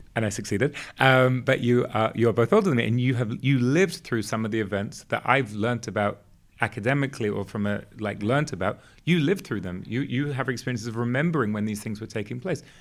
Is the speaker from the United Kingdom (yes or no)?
yes; England, United Kingdom; moved away; also born or lived in Israel; growing up in England